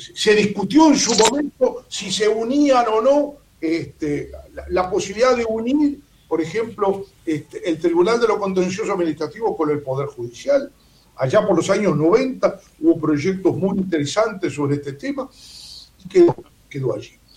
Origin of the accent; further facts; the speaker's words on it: Uruguay; como profesor de Derecho Constitucional, como uruguayo